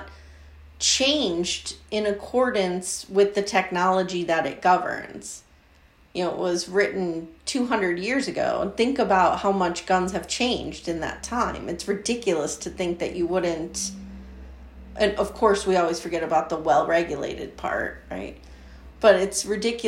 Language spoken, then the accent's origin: English; Pennsylvania, United States; I grew up in Pennsylvania. I live in Pennsylvania.